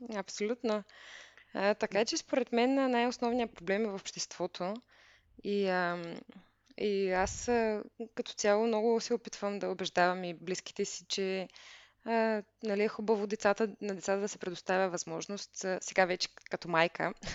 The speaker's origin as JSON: {"language": "Bulgarian", "town": "Veliko Tarnovo", "region": "Veliko Tarnovo Province", "country": "Bulgaria", "tie": "born or raised there", "also_born_or_lived": "Germany", "moved": "as an adult", "said": "по принцип съм от Велико Търново, като там учих"}